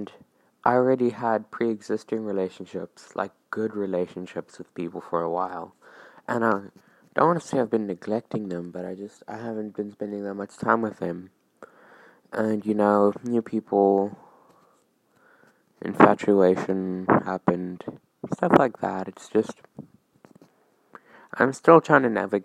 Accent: South Africa; I'm from South Africa

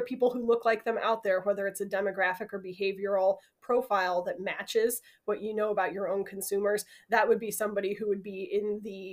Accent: Iowa, United States; I'm from Iowa, and we say coupon.

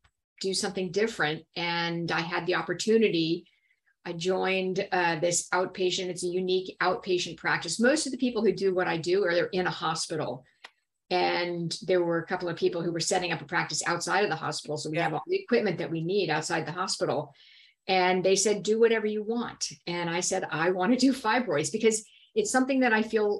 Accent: Miami, Florida, United States; moved away as an adult; now in Dallas, United States; I am originally from Miami, Florida, and I lived there until I was 18.

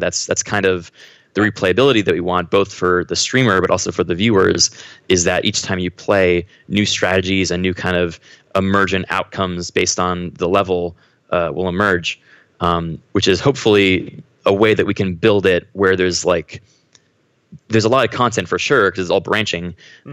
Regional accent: Haverford, Pennsylvania, United States; moved away as an adult; now in Los Angeles, United States; I grew up uh, outside of Philadelphia. I was in kind of the suburbs um, around there. Mm-hmm. Uh, I think the town was Haverford, um, but I moved around a lot, so okay. it, it, was all around that area though.

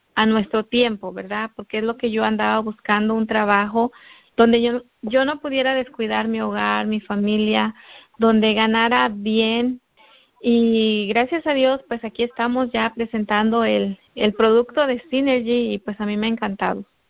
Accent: Guerrero, Mexico; moved away; yo soy de, del estado de Guerrero, de México, estado de Guerrero

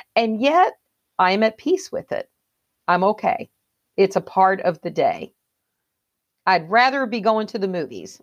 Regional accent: the South, United States; I was raised in the South

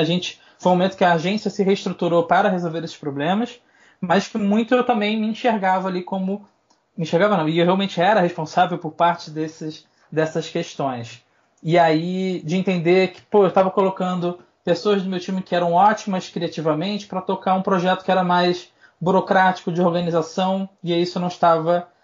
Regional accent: Rio de Janeiro, Brazil; moved away as an adult; now in São Paulo, Brazil; sou carioca

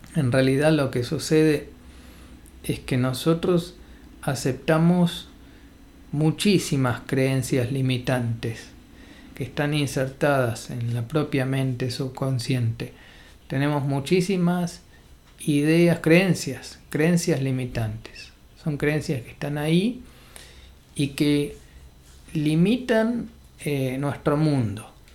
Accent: Argentina; nací en Argentina

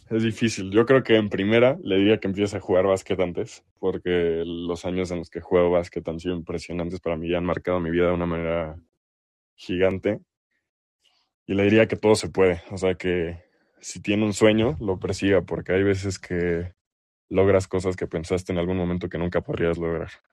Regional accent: Mexico; accent: Mexican; also born or lived in El Salvador; mi familia es del Salvador, pero yo nací aquí en México, entonces aquí en México, por lo menos en el ambiente en el que crecí

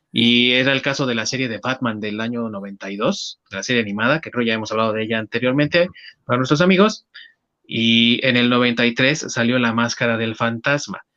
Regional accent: Mexico; nuestro país

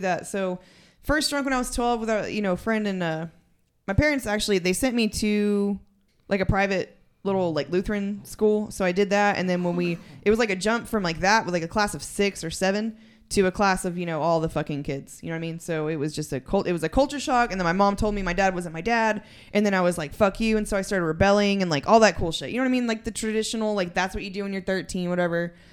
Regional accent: San Angelo, Texas, United States; moved away as an adult; also born or lived in Germany; now in West Odessa, United States; I am actually from San Angelo, Texas

